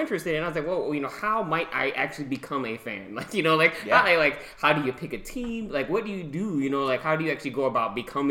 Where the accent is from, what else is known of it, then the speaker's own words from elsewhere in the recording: Michigan, United States; I'm from Michigan. I grew up watching Michigan State football, Michigan football, Detroit Lions, Barry Sanders.